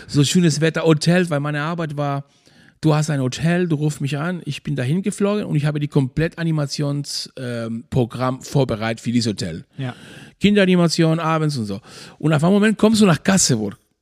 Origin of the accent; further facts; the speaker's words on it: Maspalomas, Canary Islands, Spain; German is a second language; moved away as an adult; now in Schwarzenbek, Germany; ich komme aus Maspalomas, Playa Lingles. meine ganze Familie und meine Brudersgeschwister, Mutti und so alles, die sind noch immer noch da. Ich bin da aufgewachsen